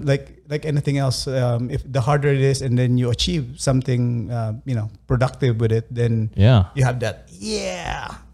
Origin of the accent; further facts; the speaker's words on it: Philippines; moved away; Well, I came from the Philippines.